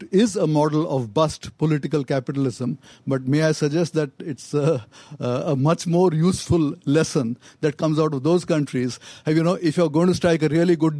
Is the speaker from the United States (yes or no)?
no; India; I'm from India